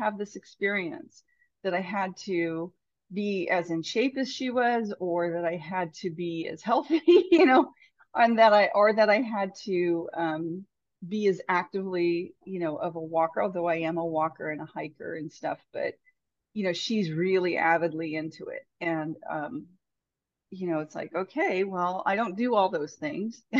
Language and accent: English; Northern California, United States; from California originally, and grew up in Northern California